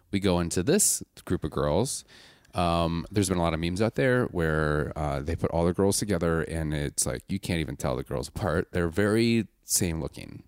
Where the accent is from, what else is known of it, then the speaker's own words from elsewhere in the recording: Milwaukee, Wisconsin, United States; I'm from Milwaukee, I'm from Wisconsin